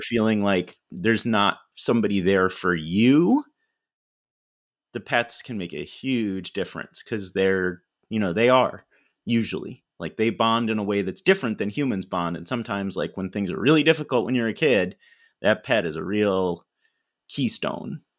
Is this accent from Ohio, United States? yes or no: no; Ithaca, New York, United States; I grew up in Ithaca, New York